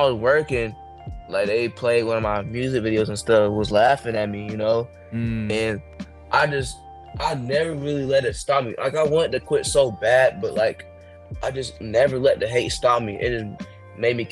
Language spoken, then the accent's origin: English; Jesup, United States; I lived in Jessup my whole life.